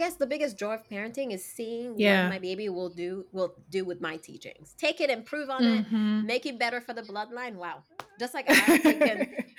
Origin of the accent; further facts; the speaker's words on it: Haiti; moved away; I grew up in Haiti